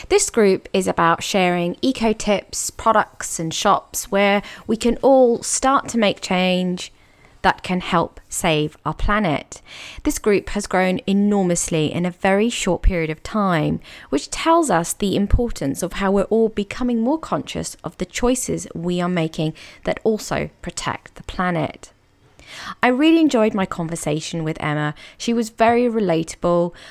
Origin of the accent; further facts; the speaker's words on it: Exmouth, South West England, United Kingdom; also born or lived in Budleigh Salterton; I'm from Exmouth.